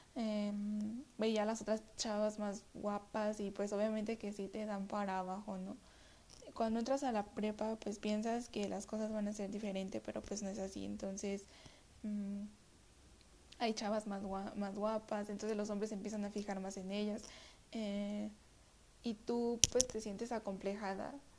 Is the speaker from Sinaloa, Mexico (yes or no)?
no; Mexico City, Mexico; soy de la Ciudad de México